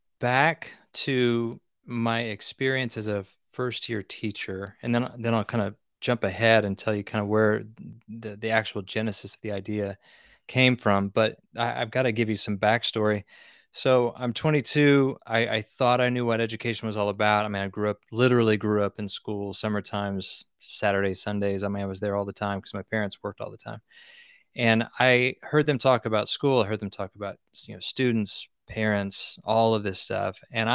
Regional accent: Nowata, Oklahoma, United States; But I grew up in Nowata, you know, a small town, did all the things you might think that a kid in the 80s and 90s would do.

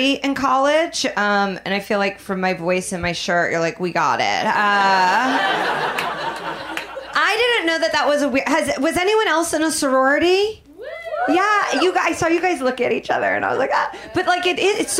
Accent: Indiana, United States; moved away; also born or lived in Chicago; I'm from Indiana.

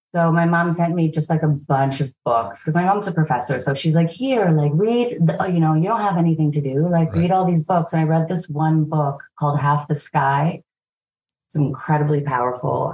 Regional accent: Vancouver, British Columbia, Canada; also born or lived in Toronto; we moved here when I was a kid

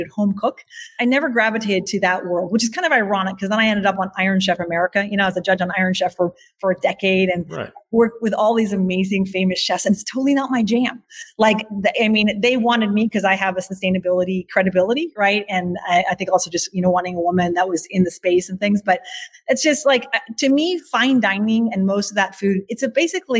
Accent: Eugene, Oregon, United States; also born or lived in Bavaria, Germany; I left that farm when I was 3. So I was very small. I definitely I grew up then in Eugene, Oregon

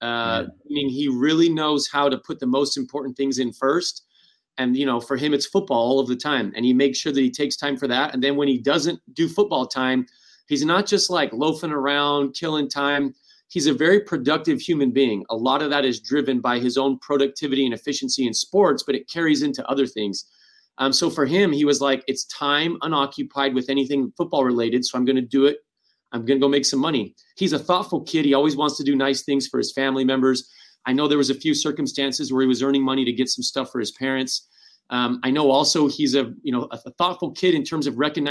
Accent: Phoenix, Arizona, United States; moved away as an adult; also born or lived in Utah / Miami; growing up in Phoenix, Arizona, and going to Utah, and all of a sudden I'm in Miami

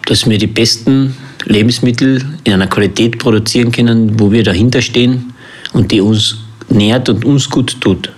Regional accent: Längsee, Carinthia, Austria; also born or lived in New Zealand; Ich bin da aufgewachsen am Längsee und bin dann in die Welt raus.

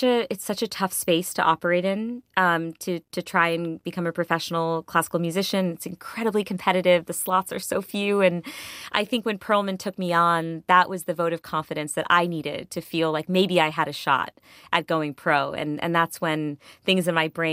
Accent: Connecticut, United States; in my hometown in Connecticut

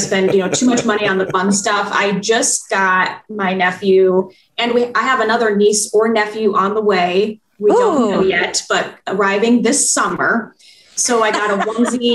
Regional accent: Iowa, United States; moved away as an adult; now in Wisconsin, United States; I'm originally from Iowa

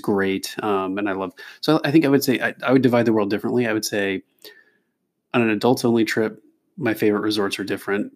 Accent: Kentucky, United States; moved away; also born or lived in California / Oregon; I'm from Kentucky originally, and I spent some time in California and Oregon, and we met up in law school back east.

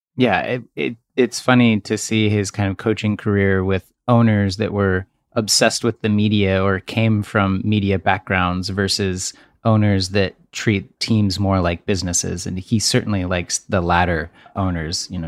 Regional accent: Texas, United States; I'm from Texas

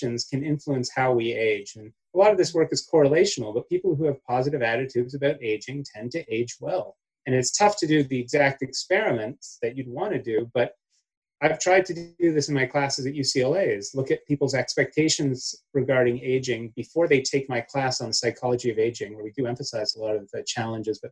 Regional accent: Canada; now in United States; growing up in Canada

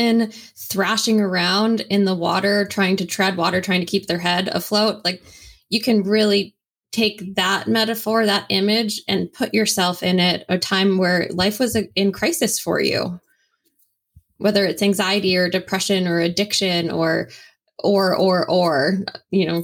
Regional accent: Canada; I'm Canadian and I went to the University of Guelph in Ontario

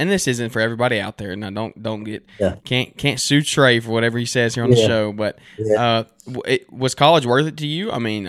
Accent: Birmingham, Alabama, United States; I'm from Birmingham, so we don't have any professional sports around us.

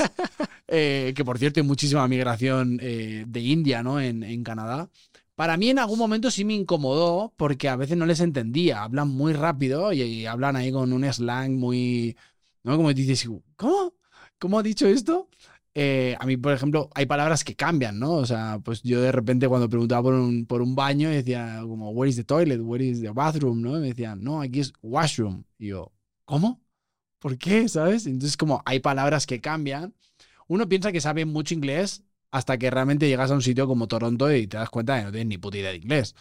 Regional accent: Barcelona, Catalonia, Spain; moved away as an adult; now in Mexico; yo además soy de Barcelona

